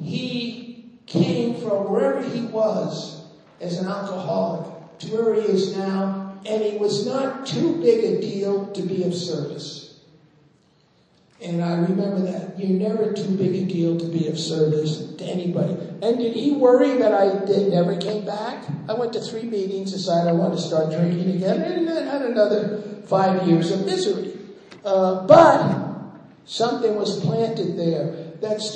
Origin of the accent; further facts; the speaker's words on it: New York, United States; I'm a New Yorker.